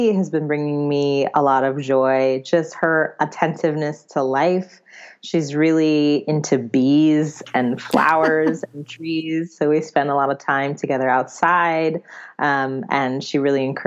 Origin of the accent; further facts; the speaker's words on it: New York City, New York, United States; moved away as an adult; the neighborhood that I grew up in Brooklyn, New York, a neighborhood called Fort Greene